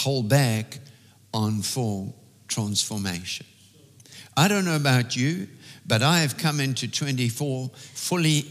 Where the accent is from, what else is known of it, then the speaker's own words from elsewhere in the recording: South Africa; As an English South African, we have certain customs that we were raised